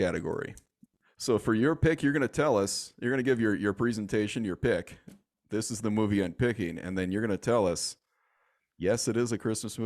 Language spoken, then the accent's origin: English; Michigan, United States; a train from my home state of Michigan